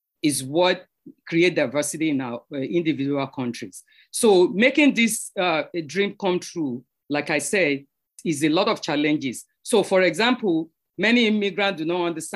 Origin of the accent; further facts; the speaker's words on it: Nigeria; now in New York, United States; I'm from Nigeria and living in New York.